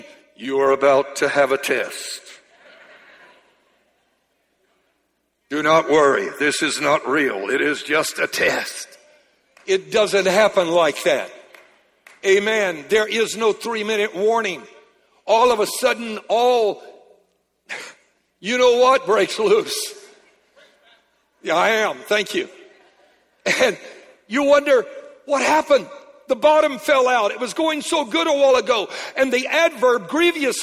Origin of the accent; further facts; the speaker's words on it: Louisiana, United States; I'm a Cajun from Louisiana